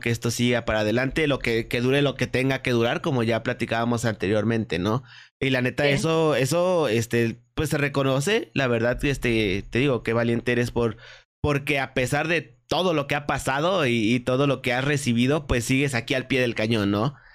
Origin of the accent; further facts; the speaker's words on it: Querétaro, Mexico; yo soy de Querétaro